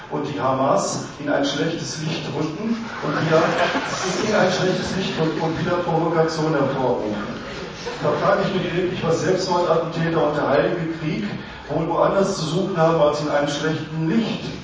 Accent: Cologne, North Rhine-Westphalia, Germany; ich komme ja nun aus Köln

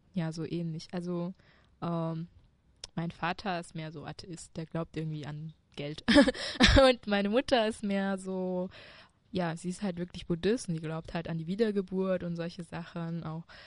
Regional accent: China; now in Germany; Ja, ich komme aus China

